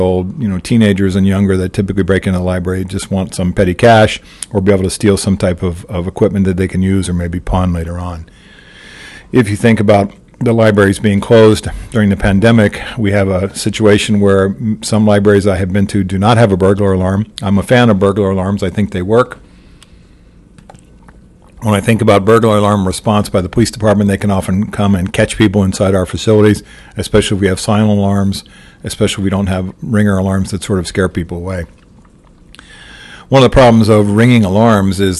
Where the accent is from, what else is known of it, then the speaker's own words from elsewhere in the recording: Missouri, United States; my home state in Missouri